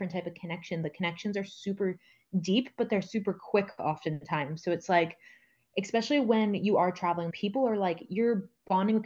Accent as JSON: {"language": "English", "country": "United States", "moved": "yes", "said": "I'm from the United States"}